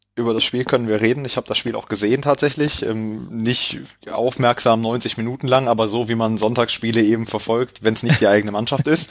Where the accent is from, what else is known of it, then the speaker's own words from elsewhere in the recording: Cologne, North Rhine-Westphalia, Germany; ich komme nicht aus Leipzig, ich habe, äh, das liegt mir fern, ich komme aus Köln